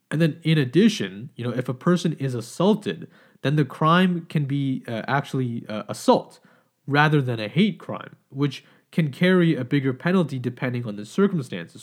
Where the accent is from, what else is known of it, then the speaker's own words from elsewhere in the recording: Canada; as Canadian citizens